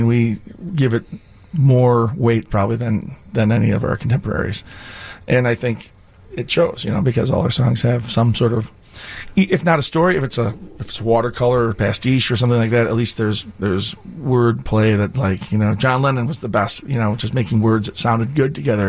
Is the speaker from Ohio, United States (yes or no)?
no; Kankakee, Illinois, United States; So we grew up in Kankakee.